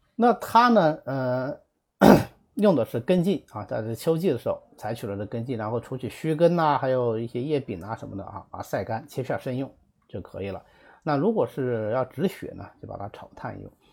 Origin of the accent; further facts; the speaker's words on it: Zhejiang, China; 如果我们浙江人的话，应该是非常熟悉